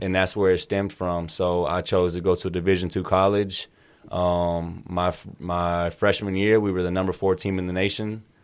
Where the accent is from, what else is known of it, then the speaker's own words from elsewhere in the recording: Kansas City, Missouri, United States; I grew up in Kansas City, Missouri and Kansas City, Kansas